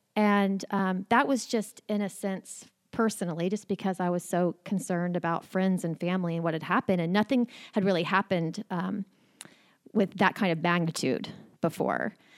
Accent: Oklahoma City, Oklahoma, United States; I was born and raised in Oklahoma City

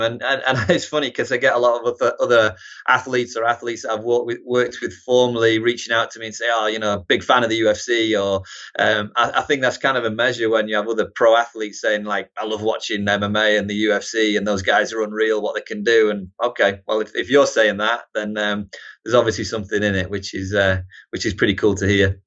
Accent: Harrogate, Yorkshire and the Humber, United Kingdom; moved away as an adult; also born or lived in Newcastle upon Tyne, England; now in United States; originally North Yorkshire, yeah, Harrogate, Knaresborough region, and then, uh, moved to Newcastle for college, and, uh, I kinda call Newcastle home now

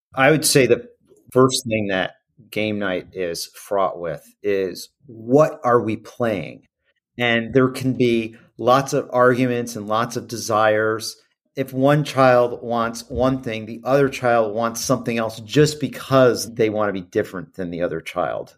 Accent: Midwest, United States; growing up in the Midwest

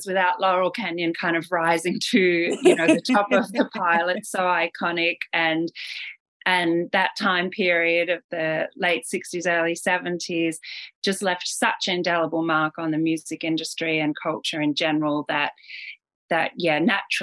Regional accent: Australia; now in Los Angeles, United States; I grew up in Australia

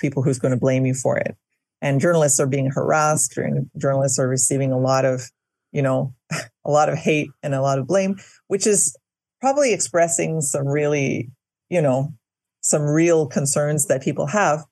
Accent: Winnipeg, Manitoba, Canada; now in Quebec, Canada; I'm originally from Manitoba, and I grew up in Winnipeg.

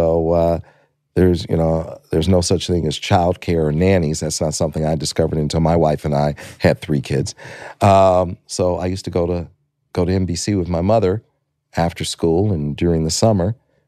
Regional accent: Detroit, Michigan, United States; You know, I was a kid from Detroit, Michigan, and born there in 61.

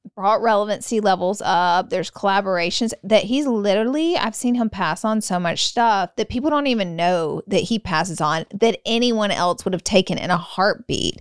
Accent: the South, United States; I'm from the South

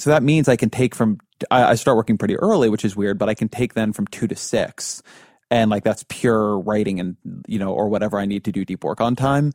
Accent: Irvine, California, United States; my, to my hometown

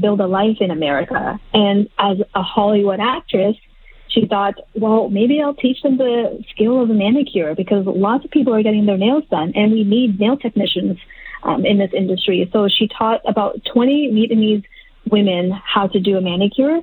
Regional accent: Halifax, Nova Scotia, Canada; I grew up in Halifax, Nova Scotia

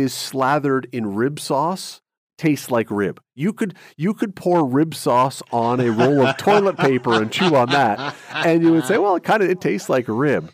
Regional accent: Toronto, Ontario, Canada; I grew up in Toronto.

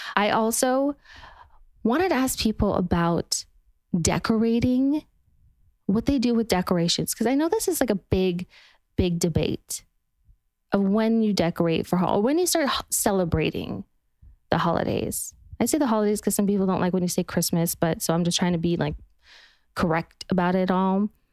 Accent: Utah, United States; now in Los Angeles, United States; I'm from Utah where it's just you would look up on the mountainside and it would just be colors of red and orange and yellow

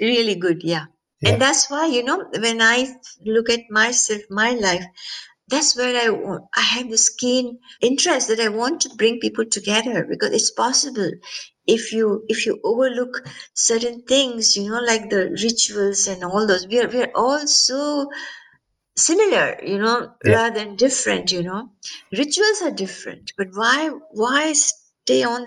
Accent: India; also born or lived in Pennsylvania; now in California, United States; I was born in India.

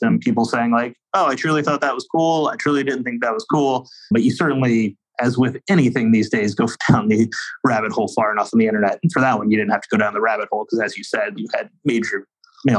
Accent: New Orleans, Louisiana, United States; my hometown, New Orleans

